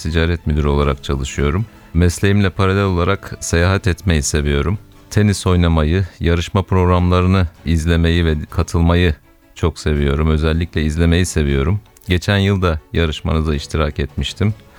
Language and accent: Turkish; Kilis, Kilis Province, Turkey; now in Istanbul, Turkey; 1974 Kilis doğumluyum. İstanbul'dan katılıyorum.